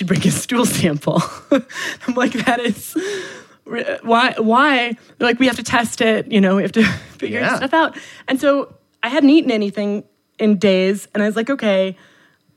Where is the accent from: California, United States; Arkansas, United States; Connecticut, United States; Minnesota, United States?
Minnesota, United States; I am from Minnesota